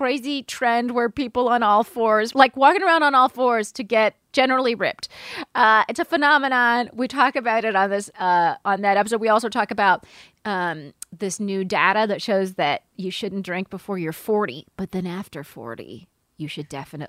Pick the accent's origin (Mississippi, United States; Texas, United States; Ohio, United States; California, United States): California, United States; My home state.